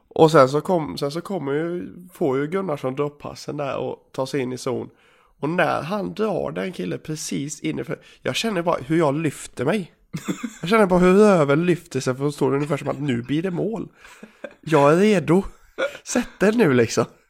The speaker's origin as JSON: {"language": "Swedish", "town": "Gagnef", "region": "Dalarna County", "country": "Sweden", "moved": "yes", "said": "hemma i Gagnef"}